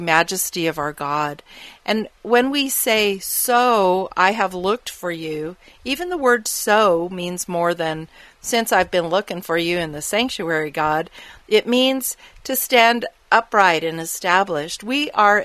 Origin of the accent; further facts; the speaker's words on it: Arizona, United States; I grew up living in the Arizona desert